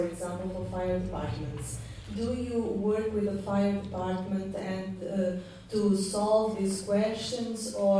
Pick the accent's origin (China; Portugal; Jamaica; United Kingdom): Portugal; from where I come from Portugal